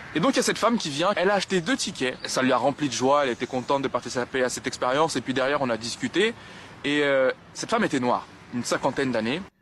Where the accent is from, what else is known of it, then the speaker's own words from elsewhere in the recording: France; je suis né en France. J'ai fait toute ma scolarité dans le privé